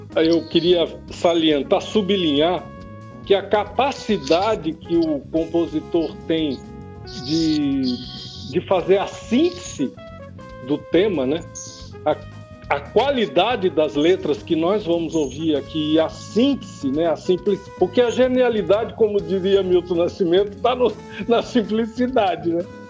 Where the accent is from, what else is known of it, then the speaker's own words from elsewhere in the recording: Campo Grande, Mato Grosso do Sul, Brazil; Eu nasci aqui em Campo Grande